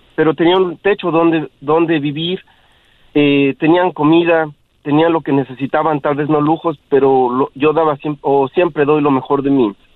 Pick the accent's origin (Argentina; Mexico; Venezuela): Mexico; yo soy de México